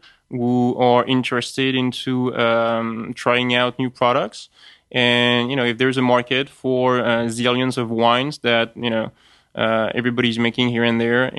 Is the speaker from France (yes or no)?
yes; France; accent: French; English is a second language; That's my French accent kicking